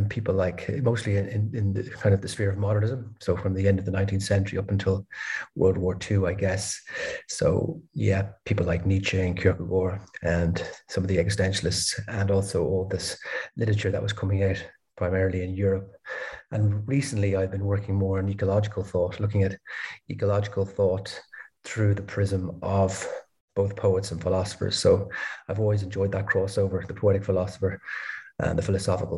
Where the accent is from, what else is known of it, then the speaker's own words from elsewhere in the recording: Dublin, Leinster, Ireland; moved away as an adult; also born or lived in Denmark / Copenhagen, Denmark / Berlin, Germany; now in Lisbon, Portugal; I'm originally from Ireland, Dublin.